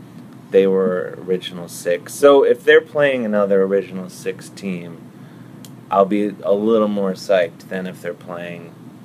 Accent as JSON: {"language": "English", "town": "Cleveland", "region": "Ohio", "country": "United States", "tie": "born or raised there", "said": "I grew up in Cleveland."}